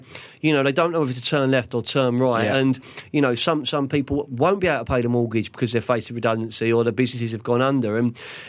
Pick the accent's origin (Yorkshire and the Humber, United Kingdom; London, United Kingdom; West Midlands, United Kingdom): London, United Kingdom; growing up in Fulham